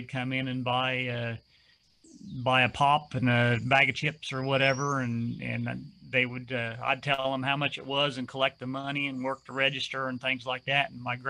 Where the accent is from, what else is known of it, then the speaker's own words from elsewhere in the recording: Chillicothe, Ohio, United States; now in Mason County, West Virginia, United States; I grew up in Chillicothe, Ohio, which is about an hour directly north of me.